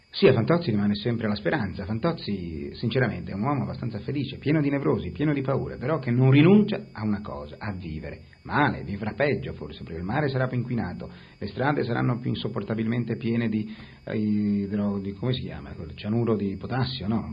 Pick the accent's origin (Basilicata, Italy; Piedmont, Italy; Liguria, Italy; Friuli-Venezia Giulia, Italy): Liguria, Italy; Genoa; io sono genovese, sono nato a Genova nel 1938